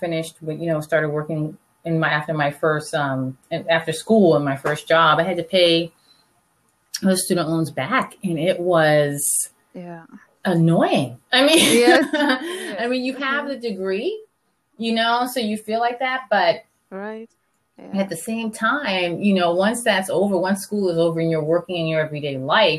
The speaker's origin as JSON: {"language": "English", "town": "Charleston", "region": "South Carolina", "country": "United States", "tie": "born or raised there", "also_born_or_lived": "Washington, D.C.", "moved": "as an adult", "said": "I'm born and raised in Charleston, South Carolina."}